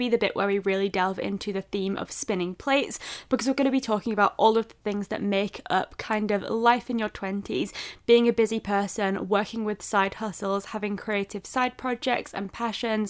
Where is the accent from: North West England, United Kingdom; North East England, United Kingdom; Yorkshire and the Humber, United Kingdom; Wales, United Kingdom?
Yorkshire and the Humber, United Kingdom; Leeds; I am 23 years old and I am from Leeds.